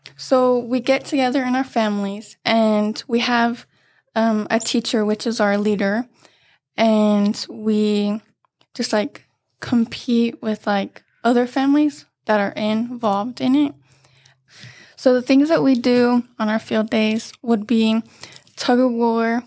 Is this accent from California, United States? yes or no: yes; Banning, California, United States; I've been here since kindergarten and I grew up going to Hofer.